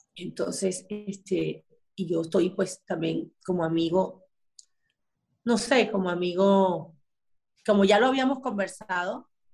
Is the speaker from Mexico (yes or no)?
no; Maracay, Aragua, Venezuela; moved away as an adult; now in Miami, United States; yo me crié con unas costumbres en Maracay